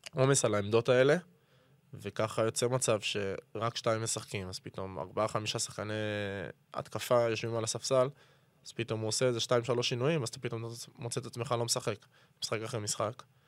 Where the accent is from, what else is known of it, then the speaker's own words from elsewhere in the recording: Israel; moved away as an adult; now in Pisa, Italy; אין על הארץ, אין על תל אביב, זה הארץ שגדלתי בה